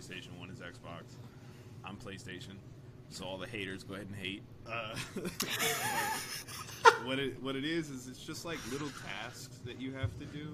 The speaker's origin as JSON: {"language": "English", "town": "Colorado Springs", "region": "Colorado", "country": "United States", "tie": "born or raised there", "said": "I was born in Whitefield, Colorado"}